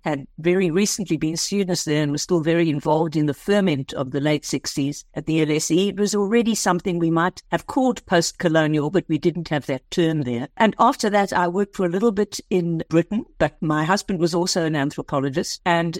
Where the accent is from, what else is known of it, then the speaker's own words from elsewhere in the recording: Port Elizabeth, Eastern Cape, South Africa; moved away as an adult; also born or lived in Scotland / London, United Kingdom; So I was raised here in South Africa in a place called Port Elizabeth in the eastern province of South Africa. I was at the University of Cape Town during very activist years in the 1960s.